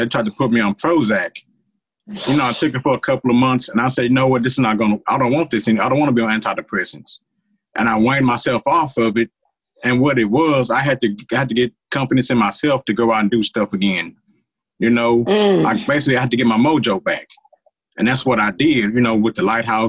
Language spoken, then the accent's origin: English; United States; I'm an American who happens to be Black. I'm an American first